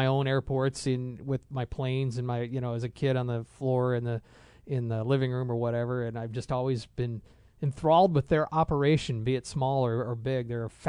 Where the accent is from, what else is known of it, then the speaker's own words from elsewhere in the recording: Chicago, Illinois, United States; I grew up in the Chicago area